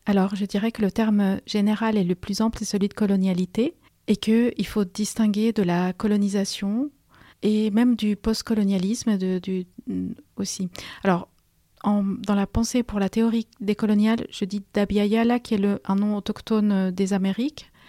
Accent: Peru; moved away as an adult; now in France; je suis une immigrée et j'ai passé mon enfance, mon adolescence au Pérou

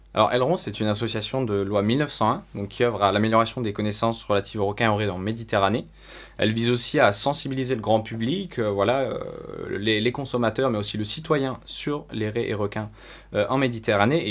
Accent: France; en tant que Français

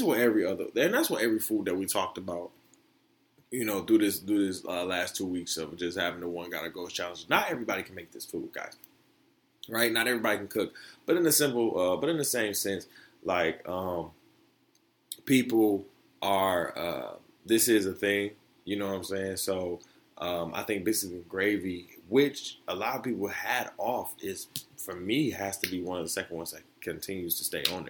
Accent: Florida, United States; moved away; I'm from Florida, right? Being from the South

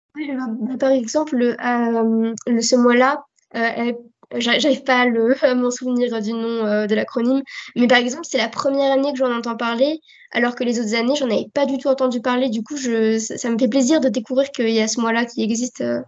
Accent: France; accent: French; J'ai un accent français qui se ressent beaucoup

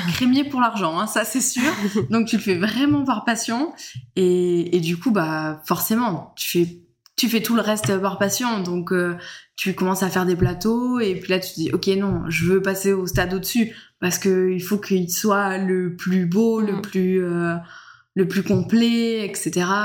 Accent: Alpilles, Provence-Alpes-Côte d'Azur, France; moved away as an adult; now in Cucuron, France; je suis pas originaire du coup de Cucuron, je viens plutôt du côté des Alpilles

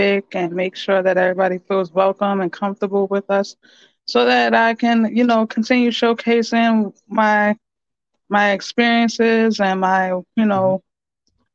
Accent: New York City, New York, United States; also born or lived in Queens; been growing up in the Bronx all my life. I just finally moved out to Queens.

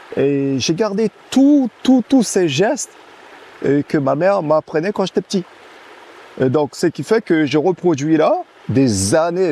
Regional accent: Camopi, French Guiana; first language Teko; French is a second language; moved away; also born or lived in France (mainland); Je suis Kamopien, je suis né ici. Ma mère. a accouché de moi à Camopi. Je suis natif euh, à, 100% de Kabopi

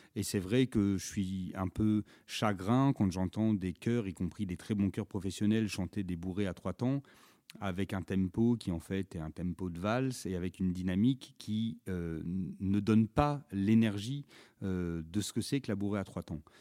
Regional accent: Auvergne-Rhône-Alpes, France; moi je suis originaire d'Auvergne

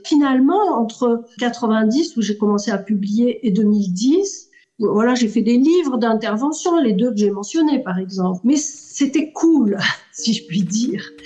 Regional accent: Marseille, Provence-Alpes-Côte d'Azur, France; also born or lived in Tunisia; Je suis née en Tunisie, mon père est sicilien, ma mère est corse, j'ai grandi à Marseille

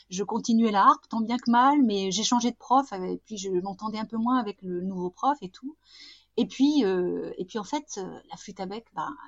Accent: Douai, Hauts-de-France, France; je suis du Nord, hein, je suis une fille du Nord, une ch'ti.

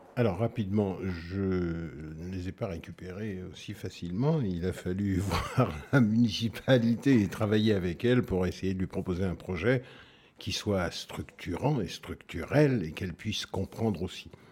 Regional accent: France; moved away; Nous sommes Français et nous ne sommes pas traités comme les autres Français

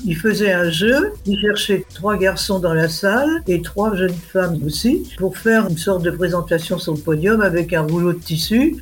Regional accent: Lorraine, Grand Est, France; moved away; also born or lived in Paris; Je suis Lorraine, mon père est ingénieur.

